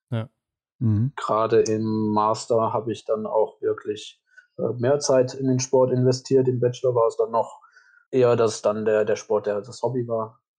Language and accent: German; Wallonia, Belgium; kommen aus Deutschland oder dann eben aus dem Grenzgebiet bei uns in Ostbelgien. Äh, das sind dann aber auch dann immer vereinzelte Personen, für deutsche Unternehmen bin ich halt kein Deutscher.